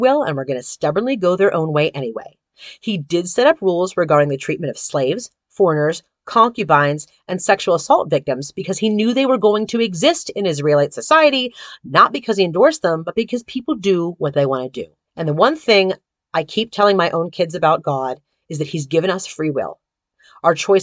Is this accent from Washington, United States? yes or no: no; Pittsburgh, Pennsylvania, United States; my hometown of Pittsburgh, PA